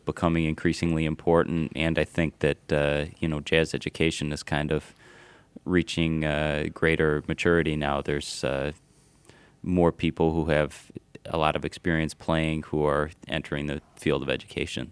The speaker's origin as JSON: {"language": "English", "town": "Ann Arbor", "region": "Michigan", "country": "United States", "tie": "born or raised there", "also_born_or_lived": "New York", "moved": "yes", "lives_now": "Michigan, United States", "said": "I grew up in Ann Arbor"}